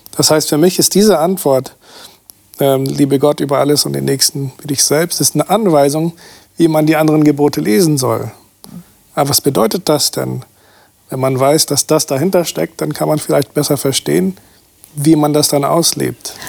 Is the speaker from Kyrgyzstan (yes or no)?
no; Brazil; now in Germany; Ich bin aus Brasilien